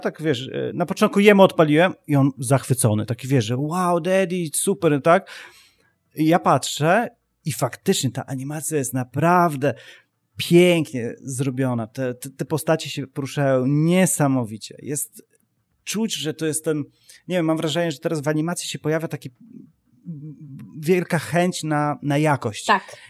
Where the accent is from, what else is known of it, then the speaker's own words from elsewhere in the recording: Poland; ja ciągle patrzę jakby na świat z perspektywy e, Polaka